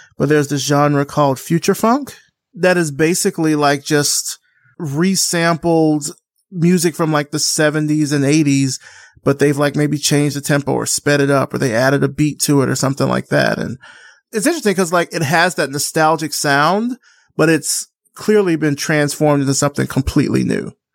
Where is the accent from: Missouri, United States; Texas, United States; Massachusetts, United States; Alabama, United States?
Alabama, United States; I'm from Alabama